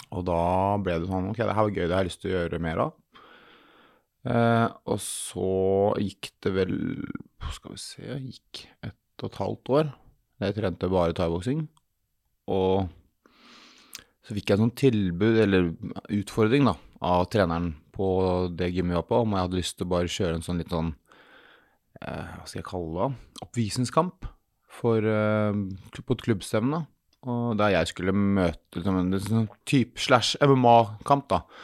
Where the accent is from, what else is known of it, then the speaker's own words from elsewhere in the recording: Sandefjord, Vestfold, Norway; jeg er fra Sandefjord